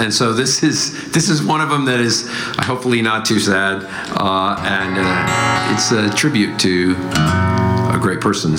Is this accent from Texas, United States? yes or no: yes; Texas, United States; I'm from Texas originally. And actually, one of my earliest memories of anything that was kind of fun to do in my little town, a very small town, was go to the rodeo once a year.